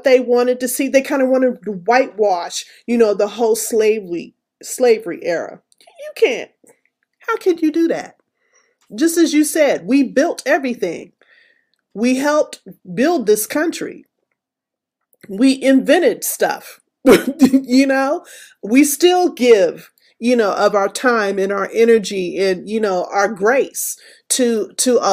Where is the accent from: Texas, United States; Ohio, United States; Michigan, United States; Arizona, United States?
Texas, United States; Abilene; moved away; I am originally from West Texas. So I was born in Abilene, Texas